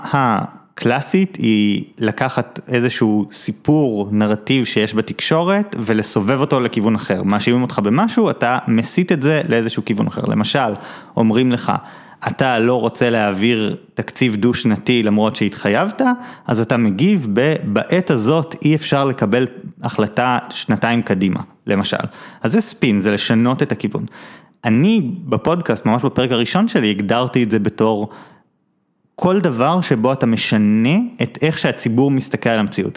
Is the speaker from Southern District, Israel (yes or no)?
no; Jerusalem, Jerusalem District, Israel; born or raised there